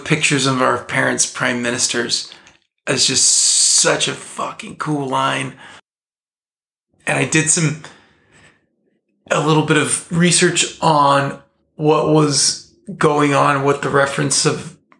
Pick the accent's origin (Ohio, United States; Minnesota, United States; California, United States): California, United States; Southern; I grew up in Southern California